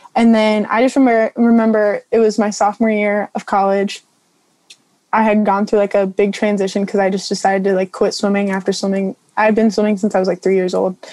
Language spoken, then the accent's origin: English; Morro Bay, California, United States; I'm from Morro Bay, California